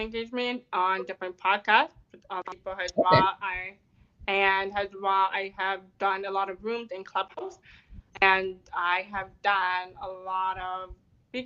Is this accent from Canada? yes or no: yes; Canada; I'm a Canadian